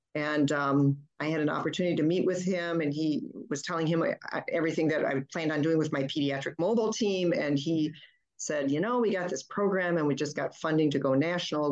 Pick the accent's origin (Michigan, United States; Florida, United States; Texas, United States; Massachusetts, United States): Michigan, United States; Flint; first language German; English is a second language; my first language was not English. It was German. And oh. I didn't learn English until I was in kindergarten. I was born and raised in Flint, Michigan, to an immigrant family